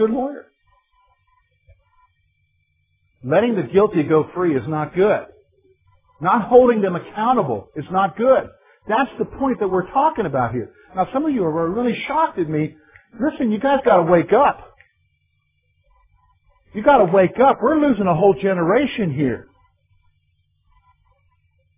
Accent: South Carolina, United States; moved away; I'm not from the North. I'm from South Carolina

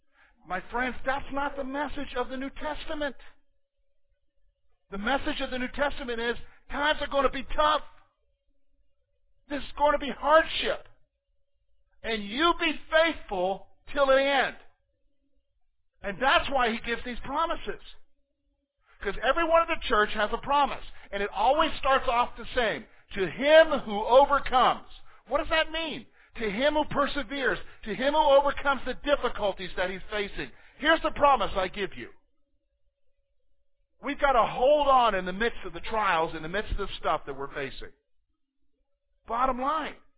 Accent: United States; as American Christians

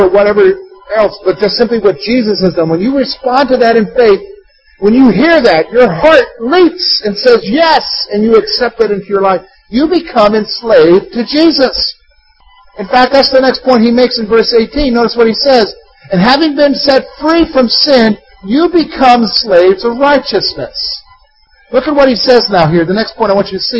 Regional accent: United States; In our American mindset, in our rugged individualism as an American

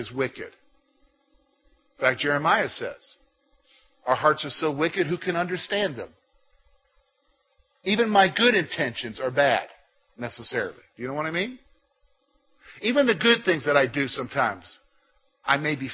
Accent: South Carolina, United States; That's my home state

